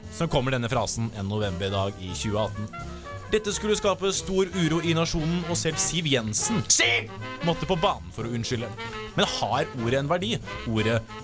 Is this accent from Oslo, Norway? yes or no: no; Østfold, Norway; jeg kommer fra Østfold